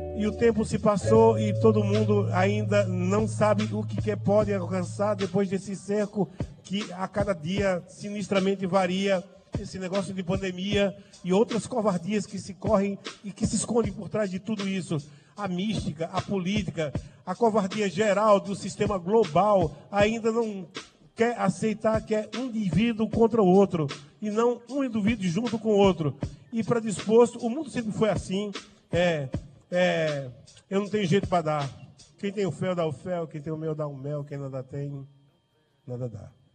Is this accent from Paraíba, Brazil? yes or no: yes; Monteiro, Paraíba, Brazil; now in João Pessoa, Brazil; a bandeira de Monteiro, a bandeira da minha aldeia